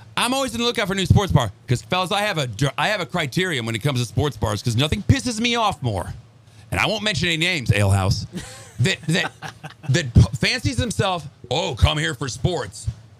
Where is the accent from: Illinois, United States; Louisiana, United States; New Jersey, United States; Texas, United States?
Illinois, United States; Chicago; moved away as an adult; now in Florida, United States; I grew up in Chicago, longtime Cubs fan, but being here for 30 years